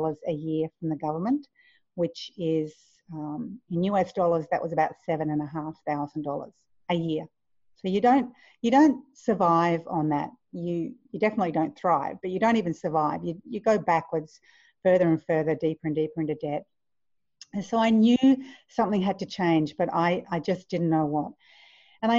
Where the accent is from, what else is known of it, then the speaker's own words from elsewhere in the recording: Queensland, Australia; also born or lived in Victoria, Australia; I moved from Victoria to Queensland, nice and tropical, beautiful, went to high school